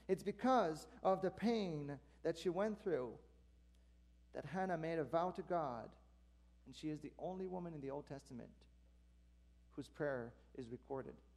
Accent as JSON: {"language": "English", "region": "Quebec", "country": "Canada", "moved": "yes", "said": "I'm from Quebec originally, so that my mom still lives there. Most of my family do."}